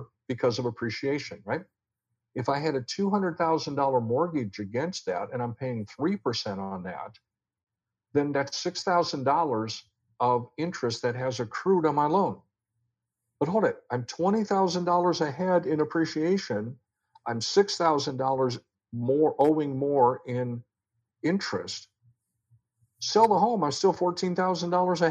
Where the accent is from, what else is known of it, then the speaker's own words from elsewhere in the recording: Iowa, United States; moved away; I'm from Iowa